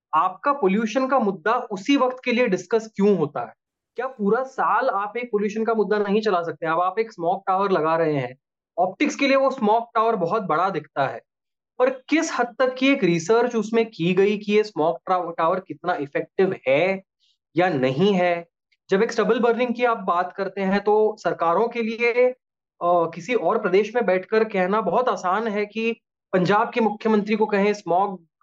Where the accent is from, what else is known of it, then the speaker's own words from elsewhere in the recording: Mumbai, Maharashtra, India; moved away as an adult; now in Delhi, India; मैं मुंबई शहर से हूँ बेसिकली